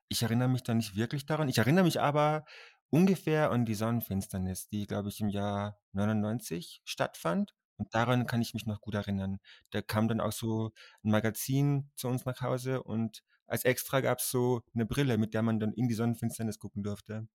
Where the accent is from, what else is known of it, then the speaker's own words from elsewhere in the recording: Austria; dass ich aus Österreich komme